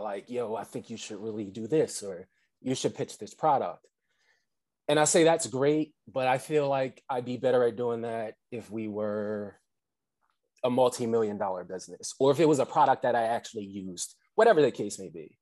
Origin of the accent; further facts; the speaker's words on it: Atlantic City, New Jersey, United States; originally I'm from Atlantic City, uh, so I'm a Jersey boy at heart